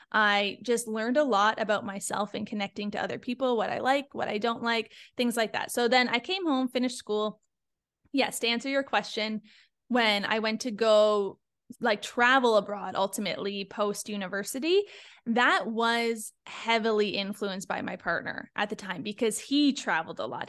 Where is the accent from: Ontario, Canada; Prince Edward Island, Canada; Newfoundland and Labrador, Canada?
Ontario, Canada; Niagara Falls; moved away as an adult; also born or lived in Toronto / Sweden; now in Florida, United States; I come from a small town. I'm from Niagara Falls